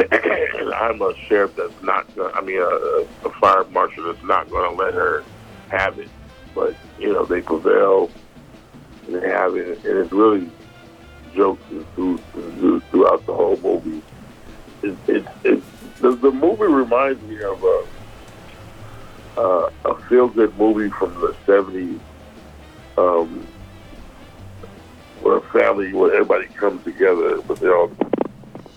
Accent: San Diego, California, United States; We grew up in San Diego.

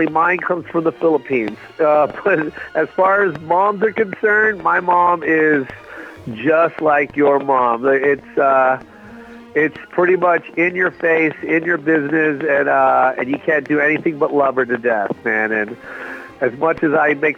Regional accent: Tacoma, Washington, United States; moved away as an adult; also born or lived in Las Vegas; I moved to Vegas after high school, but I grew up in Tacoma, Washington

